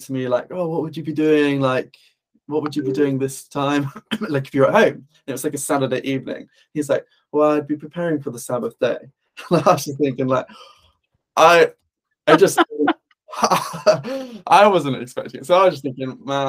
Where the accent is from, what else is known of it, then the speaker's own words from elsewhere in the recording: United Kingdom; being British